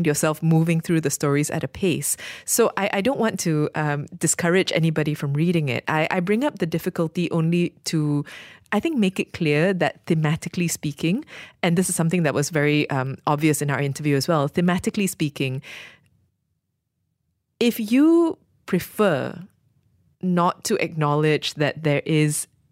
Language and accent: English; Malaysia; as a Malaysian